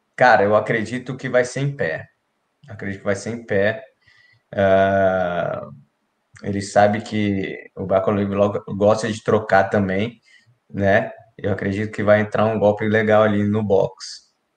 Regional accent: Brasília, Federal District, Brazil; da minha quebrada lá, lá do Final Norte. A gente cresceu junto ali também

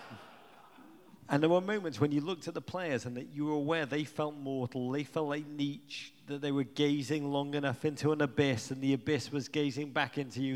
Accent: England, United Kingdom; moved away as an adult; now in United States; I grew up in England

